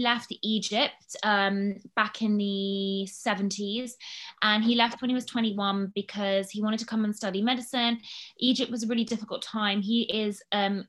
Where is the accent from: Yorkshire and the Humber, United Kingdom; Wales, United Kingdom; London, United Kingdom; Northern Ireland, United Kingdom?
London, United Kingdom; accent: well-spoken English; also born or lived in United States; we were growing up in London, in North London.